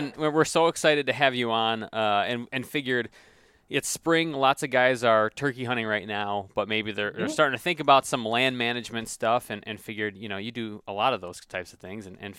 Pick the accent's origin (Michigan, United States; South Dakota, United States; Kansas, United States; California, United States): Michigan, United States; also born or lived in New Jersey; I grew up in Michigan